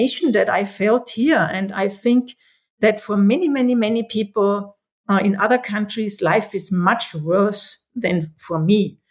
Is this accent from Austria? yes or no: yes; Austria; I was born in Austria 53 years ago already